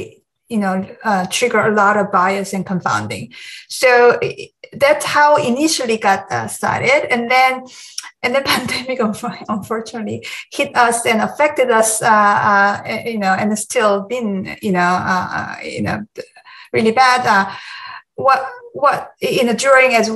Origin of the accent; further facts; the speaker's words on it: South Korea; moved away as an adult; now in United States; I grew up in Korea, and I went to medical school in Korea